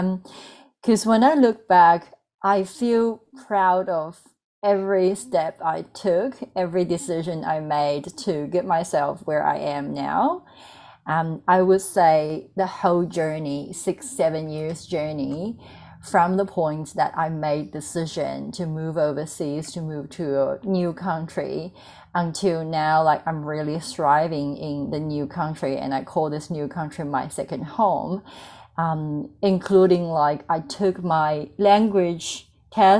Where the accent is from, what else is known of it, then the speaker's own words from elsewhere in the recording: Emeishan, Sichuan, China; first language Mandarin; English is a second language; moved away as an adult; also born or lived in Chengdu, China; now in Melbourne, Australia; I grew up in a very small, remote, regional little town in Sichuan province in China. I'm not sure if everybody knows about that city. It's called Emeishan